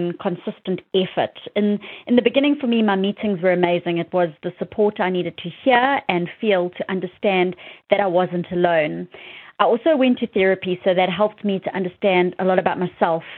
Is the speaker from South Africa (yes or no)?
yes; South Africa; moved away; my hometown in South Africa